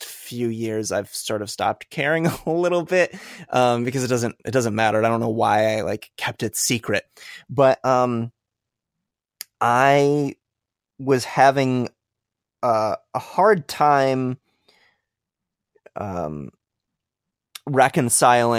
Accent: Midwest, United States; I grew up in the Midwest, so I called it pop as well.

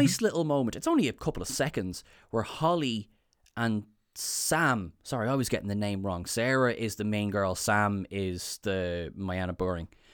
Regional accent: Ireland; I am Irish

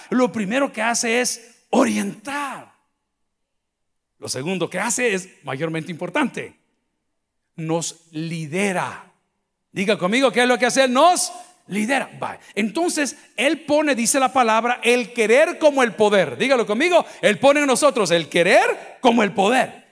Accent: El Salvador; nosotros como salvadoreños hemos cambiado muchísimo.

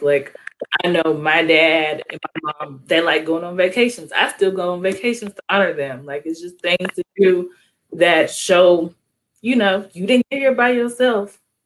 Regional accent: East Point, Georgia, United States; I'm from East Point

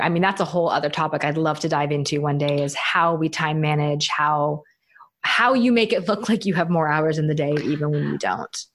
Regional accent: Canada; now in United States; I'm Canadian, even though I live in the states

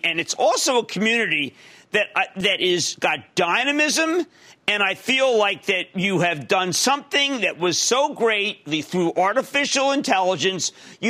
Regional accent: New Jersey, United States; I need to go to Tom in my home state of New Jersey.

